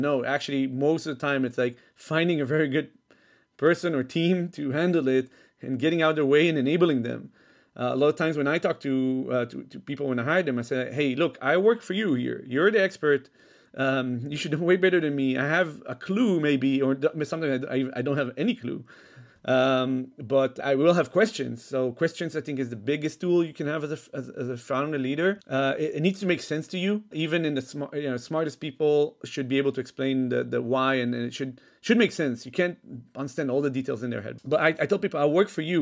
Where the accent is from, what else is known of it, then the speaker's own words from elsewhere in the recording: Israel; moved away as an adult; also born or lived in Netherlands; I was originally from Israel. I was born there. Um, then when I was six, I moved with my mom to Holland for four years.